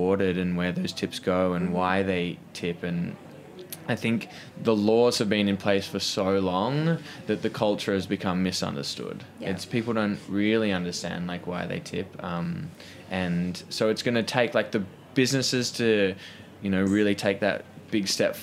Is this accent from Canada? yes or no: no; Australia; moved away as an adult; now in New York, United States; growing up in Australia